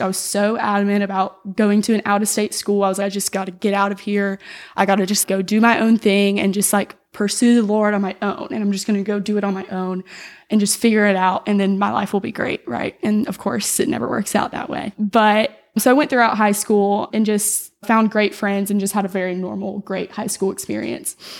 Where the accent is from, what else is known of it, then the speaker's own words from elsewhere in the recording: Florida Panhandle, United States; I was raised in Knoxville, Florida, in the Panhandle